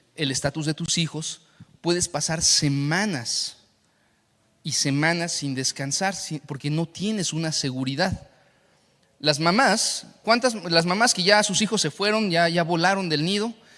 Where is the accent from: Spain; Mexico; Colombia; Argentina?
Mexico; Saltillo, Coahuila; now in Mexico City, Mexico; la ciudad donde yo nací, en Saltillo